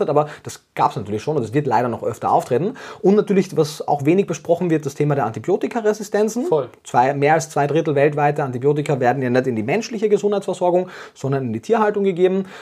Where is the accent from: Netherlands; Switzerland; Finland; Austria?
Austria; moved away as an adult; now in Germany; Wie man ab dem ersten Satz wahrscheinlich hört, komme ich ursprünglich aus Österreich, äh, lebe jetzt aber schon sieben Jahre in Deutschland